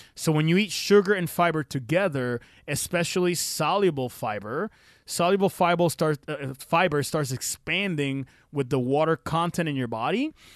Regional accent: Puerto Rico; I'm from Puerto Rico

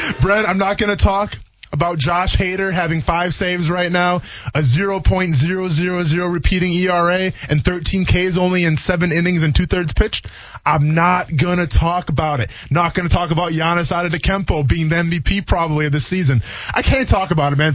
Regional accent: Wisconsin, United States; now in Florida, United States; I'm from Wisconsin

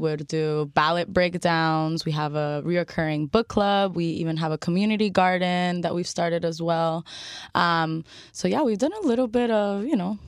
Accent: Miami, Florida, United States; I'm a Miami native

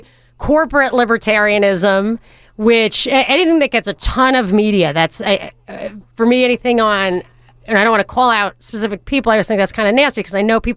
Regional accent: New York, United States; this New Yorker

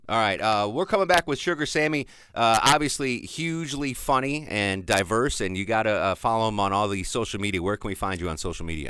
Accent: Connecticut, United States; I grew up in Connecticut

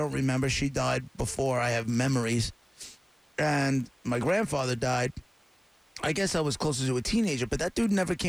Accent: Long Island, New York, United States; I grew up on Long Island in the suburbs.

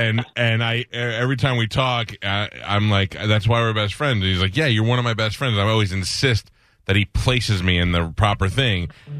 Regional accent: New York City, New York, United States; I grew up in Staten Island

